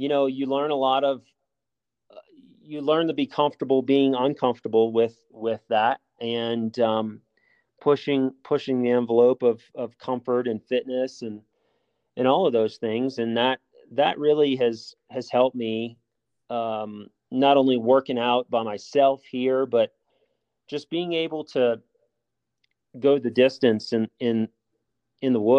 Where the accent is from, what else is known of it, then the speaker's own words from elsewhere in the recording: New Orleans, Louisiana, United States; moved away; also born or lived in Alabama; I grew up hunting in down south. I'm from New Orleans originally, and grew up hunting whitetails in Alabama.